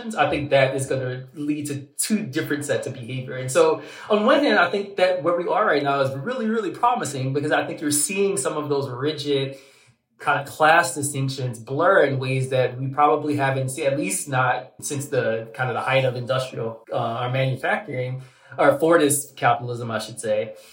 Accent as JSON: {"language": "English", "region": "Southern Louisiana", "country": "United States", "tie": "born or raised there", "said": "I'm from Southern Louisiana"}